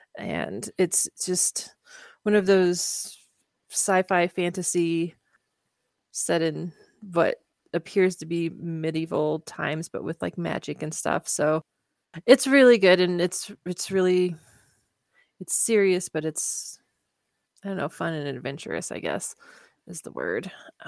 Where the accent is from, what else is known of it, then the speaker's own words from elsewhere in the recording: Kansas, United States; I did not grow up in Oklahoma. I grew up in Kansas